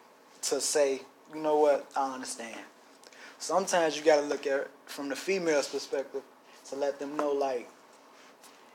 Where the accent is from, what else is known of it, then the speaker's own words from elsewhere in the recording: Chicago, Illinois, United States; I grew up in Chicago, Illinois